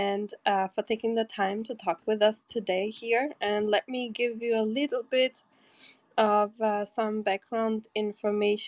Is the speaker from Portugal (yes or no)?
yes; Porto, Norte, Portugal; My hometown is Porto